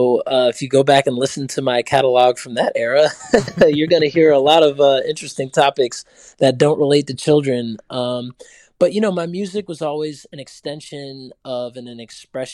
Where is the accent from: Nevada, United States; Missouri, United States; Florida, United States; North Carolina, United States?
North Carolina, United States; Durham; I grew up in Durham